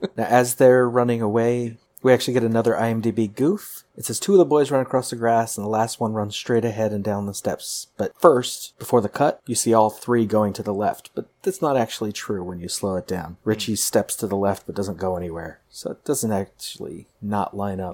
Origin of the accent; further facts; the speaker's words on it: Pasadena, California, United States; I grew up in Pasadena and visited South Pasadena a lot